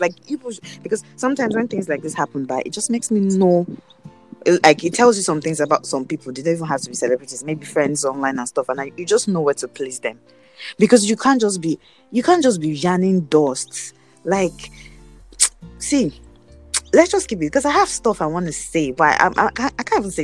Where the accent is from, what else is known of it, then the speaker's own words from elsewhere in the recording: Nigeria; as a Nigerian